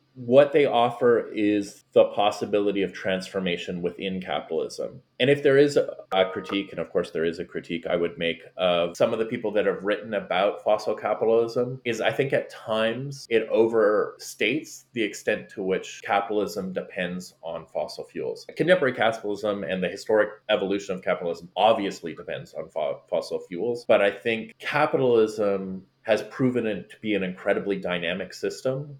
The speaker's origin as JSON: {"language": "English", "country": "Canada", "moved": "as an adult", "lives_now": "Florida, United States", "said": "being Canadian"}